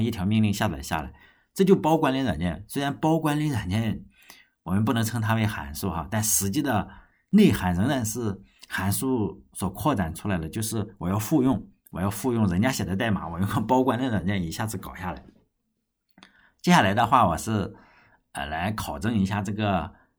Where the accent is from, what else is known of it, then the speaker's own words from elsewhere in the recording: China; 我们中国人